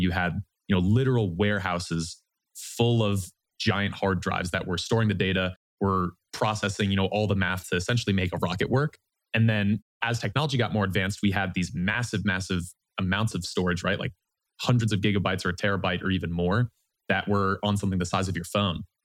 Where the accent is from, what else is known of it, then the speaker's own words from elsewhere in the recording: Vermont, United States; moved away as an adult; also born or lived in New Orleans, Louisiana; now in Austin, United States; Originally, I'm from Vermont in the United States